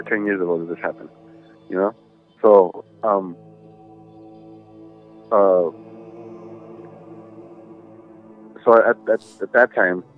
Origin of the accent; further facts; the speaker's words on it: Los Angeles, California, United States; I grew up in East